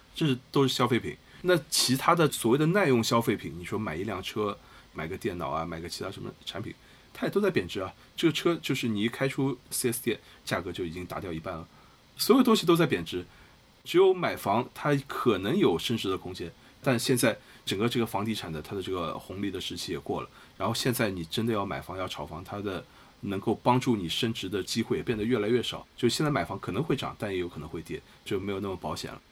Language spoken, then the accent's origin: Chinese; China; 我们中国人，尤其是年轻人